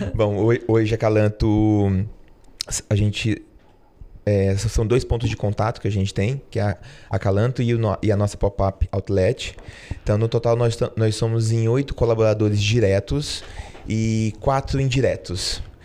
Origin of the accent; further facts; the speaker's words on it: Tocantins, Brazil; moved away as an adult; eu sou tocantinense. É, enfim, eu fiquei no, no, Tocantins até os meus 18 anos